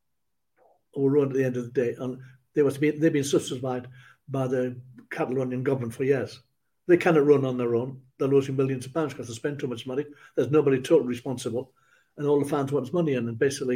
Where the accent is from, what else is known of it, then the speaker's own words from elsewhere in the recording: Ashington, North East England, United Kingdom; Ashington, my hometown, gave me what I've got